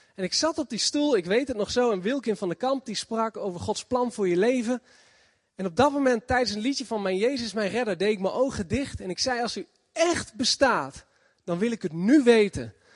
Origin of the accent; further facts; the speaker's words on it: Zutphen, Gelderland, Netherlands; ik kom uit Zutphen.